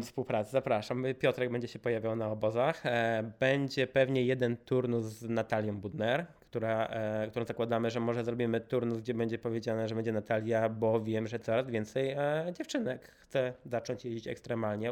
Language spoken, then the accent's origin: Polish; Warsaw, Masovian Voivodeship, Poland; wszyscy jesteśmy z Warszawy